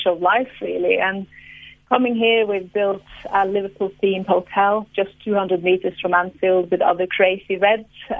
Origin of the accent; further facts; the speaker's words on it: Tromsø, Northern Norway, Norway; I am from the Arctic, from the very, very top of Norway, the city of the Northern Lights